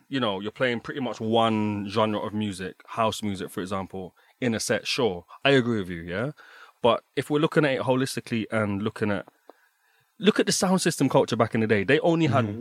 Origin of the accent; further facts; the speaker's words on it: London, United Kingdom; now in Berlin, Germany; Growing up in London